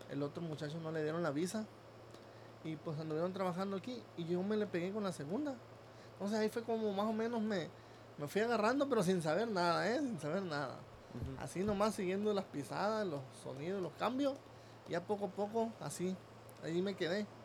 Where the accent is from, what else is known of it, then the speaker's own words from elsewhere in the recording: Rosa Morada, Nayarit, Mexico; pero en realidad yo soy de ahí de Rosa Morada, Nayarit se llama